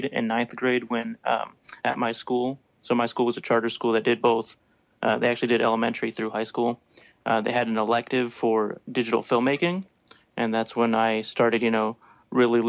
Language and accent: English; California, United States; moved away as an adult; also born or lived in Mexico / Washington / Colorado / Ohio; now in Idaho, United States; settled in California for a bit. So I was there from third grade up until graduation. So I consider that my home state since that's where I did most of my school and graduation. So I grew up there